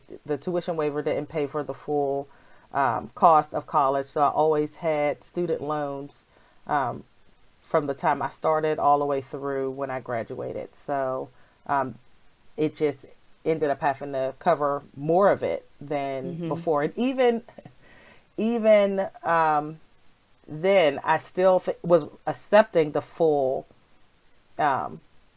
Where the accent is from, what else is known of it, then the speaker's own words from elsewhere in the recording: Pittsburgh, Pennsylvania, United States; now in Philadelphia, United States; I grew up in Pittsburgh, Pennsylvania, but after I graduated from college, I moved to Philadelphia